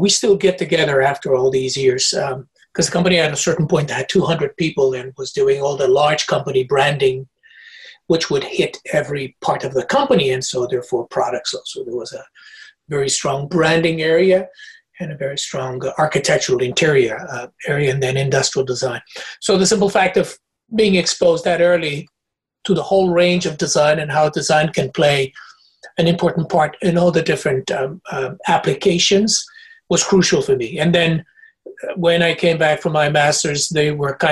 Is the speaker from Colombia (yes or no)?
no; Portugal; moved away; also born or lived in Africa / United Kingdom; Portuguese by nature and by birth. I was born in Africa, but Portuguese